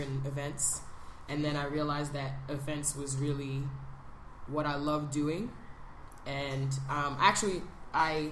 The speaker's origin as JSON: {"language": "English", "town": "New York City", "region": "New York", "country": "United States", "tie": "born or raised there", "said": "I grew up in New York. I'm from Brooklyn. I'm from East Flatbush."}